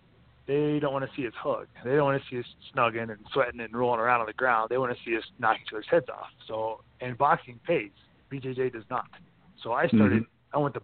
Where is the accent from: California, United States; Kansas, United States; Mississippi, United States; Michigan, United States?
Kansas, United States; moved away as an adult; now in Colorado, United States; I'm from Kansas